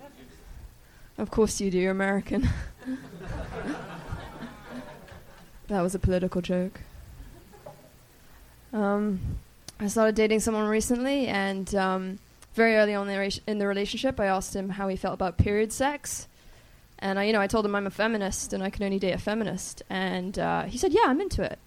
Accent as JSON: {"language": "English", "country": "Hong Kong", "tie": "born or raised there", "also_born_or_lived": "Beijing, China", "moved": "yes", "lives_now": "Los Angeles, United States", "said": "We moved there when I was 6 months, and I grew up there."}